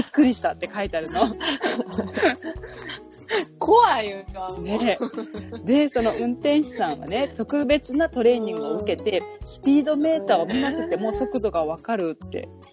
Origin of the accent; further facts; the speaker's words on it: Hiroshima, Japan; now in New York, United States; 私、まあ、広島出身なんだけど